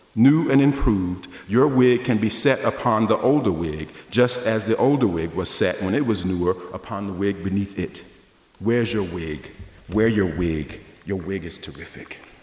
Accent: the South, United States; I grew up in the South

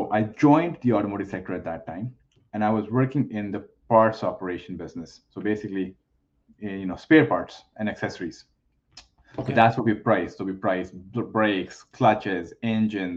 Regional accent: India; moved away as an adult; now in Canada; I was born and raised in India. I moved to Canada almost, I think, 18 years ago at this point.

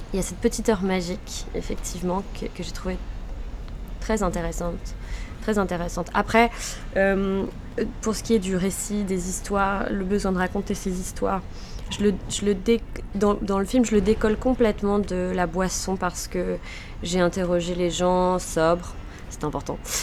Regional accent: Lille, Hauts-de-France, France; Je suis lilloise

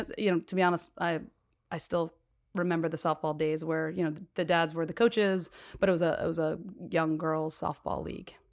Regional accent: Cherry Hill, New Jersey, United States; I grew up in Cherry Hill, New Jersey, right outside of Philly

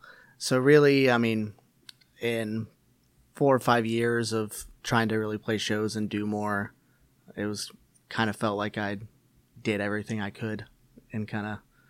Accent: Indiana, United States; now in Seattle, United States; I moved out here in 2015 from Indiana. So I've been out here about 2.5 years, been playing music for just about 9 years now.

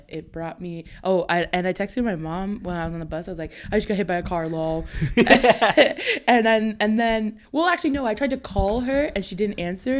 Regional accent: Hamilton, Ontario, Canada; I'm from Hamilton.

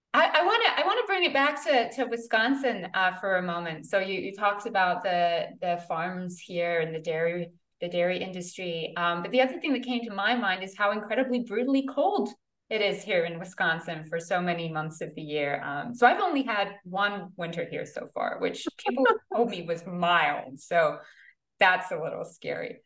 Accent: United Kingdom; moved away as an adult; also born or lived in New York City, United States; now in Green Bay, United States; I moved from a mid-sized town in the UK and then went to graduate school in New York City

